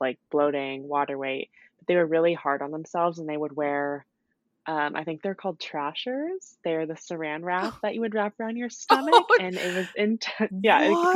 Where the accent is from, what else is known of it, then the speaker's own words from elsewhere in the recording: California, United States; I grew up in California